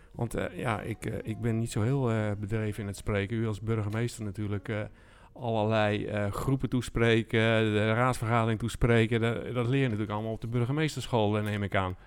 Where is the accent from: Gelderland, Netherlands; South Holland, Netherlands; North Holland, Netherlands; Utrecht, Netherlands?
South Holland, Netherlands; Alblasserwaard; ik kom uit de Albasse Waard van oorsprong